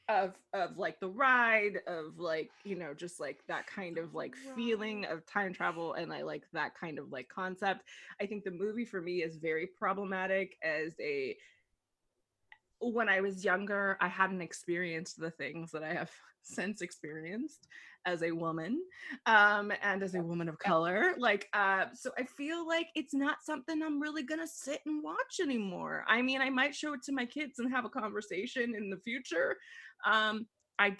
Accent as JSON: {"language": "English", "town": "Los Angeles", "region": "California", "country": "United States", "said": "I'm from California and Los Angeles"}